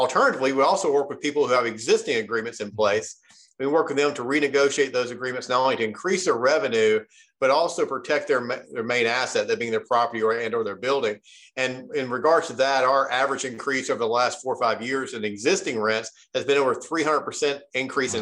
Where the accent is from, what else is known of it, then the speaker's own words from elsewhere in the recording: Memphis, Tennessee, United States; now in Nashville, United States; I grew up in Memphis, Tennessee, and now live in Nashville, Tennessee.